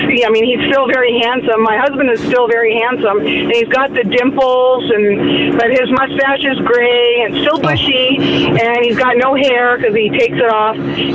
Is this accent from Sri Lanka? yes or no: no; Ontario, Canada; my hometown in Ontario